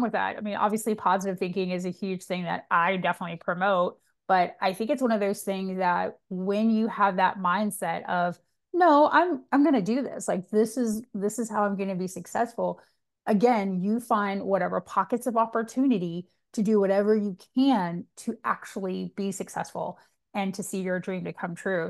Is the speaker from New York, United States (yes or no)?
no; Georgia, United States; I'm from Georgia